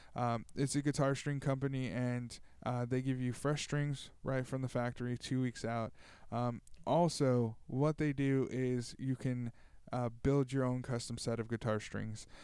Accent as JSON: {"language": "English", "town": "Tulare", "region": "California", "country": "United States", "tie": "born or raised there", "said": "here in Tulare, in my hometown"}